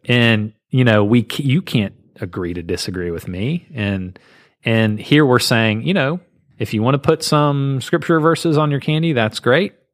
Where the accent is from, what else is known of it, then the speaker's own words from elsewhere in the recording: Southeast, United States; I grew up in the Southeast